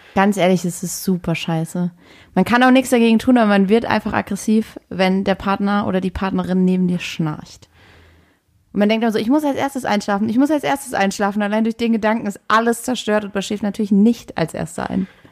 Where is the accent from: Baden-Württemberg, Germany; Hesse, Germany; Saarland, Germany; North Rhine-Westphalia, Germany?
Saarland, Germany; moved away as an adult; meiner Heimat im Saarland